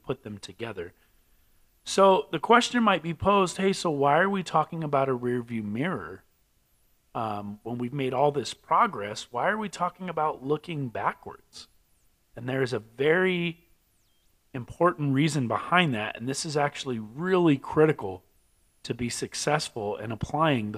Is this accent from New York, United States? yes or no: no; California, United States; now in Albuquerque, United States; I'm from California, so we say